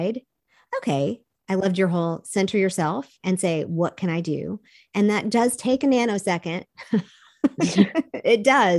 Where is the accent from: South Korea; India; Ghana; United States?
South Korea; I grew up in Korea. We saw the multi-generational family in that culture all the time.